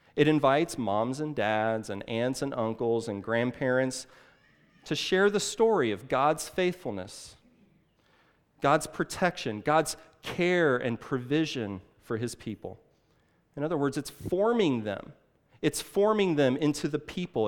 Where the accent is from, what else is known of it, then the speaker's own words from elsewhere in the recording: Illinois, United States; now in Saint Louis, United States; I grew up in Illinois, uh, just a couple of, a couple of hours across the river, uh, just, uh, east on sixty-four